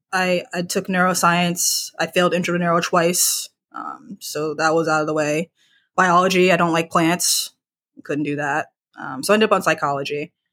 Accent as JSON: {"language": "English", "town": "Charlottesville", "region": "Virginia", "country": "United States", "also_born_or_lived": "Pittsburgh", "said": "I'm from the D N V area, so, Virginia"}